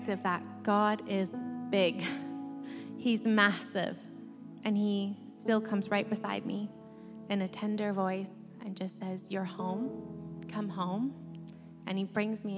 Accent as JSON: {"language": "English", "country": "Canada", "tie": "born or raised there", "moved": "yes", "said": "as you can sound by my accent, I'm not from here. I was born in Canada, and we had plans to go home."}